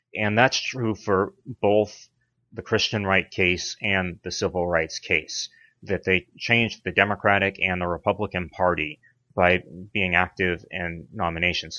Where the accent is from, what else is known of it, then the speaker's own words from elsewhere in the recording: Brockton, Massachusetts, United States; moved away as an adult; also born or lived in Pennsylvania / Los Angeles, California / Washington D.C.; I grew up in a blue collar town in Massachusetts called Brockton